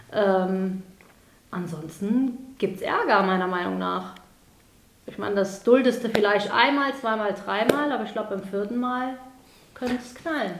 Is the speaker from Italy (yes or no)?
yes; Italy; moved away; Ich bin als Italiener voll integriert